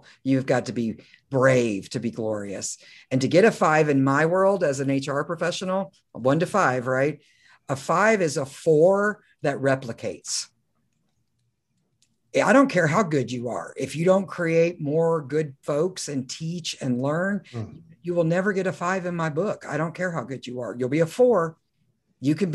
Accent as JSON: {"language": "English", "region": "Oklahoma", "country": "United States", "said": "I'm from Oklahoma"}